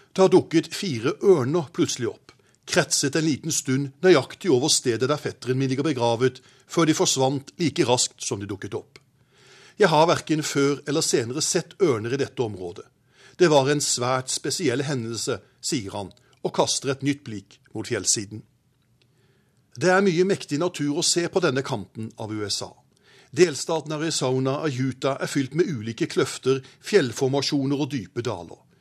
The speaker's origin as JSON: {"language": "Norwegian", "town": "Arendal", "region": "Agder", "country": "Norway", "tie": "born or raised there", "said": "min hjemby Arendal"}